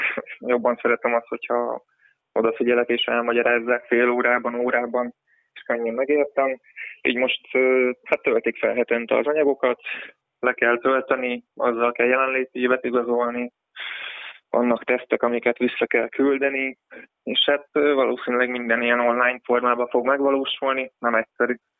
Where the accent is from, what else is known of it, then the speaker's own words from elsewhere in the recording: Nyíregyháza, Szabolcs-Szatmár-Bereg, Hungary; nyíregyházi vagyok